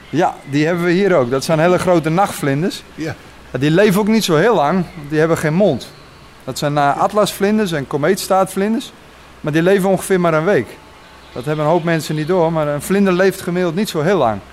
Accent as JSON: {"language": "Dutch", "region": "Friesland", "country": "Netherlands", "tie": "born or raised there", "moved": "yes", "lives_now": "Lutten, Netherlands", "said": "Ik kom van oorsprong uit Friesland"}